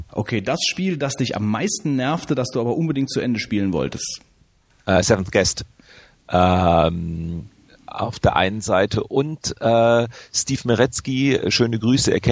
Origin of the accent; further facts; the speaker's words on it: Grevenbroich, North Rhine-Westphalia, Germany; born there; Äh, ich bin gebürtiger Gräfenbrocher. Daher kam ich drauf.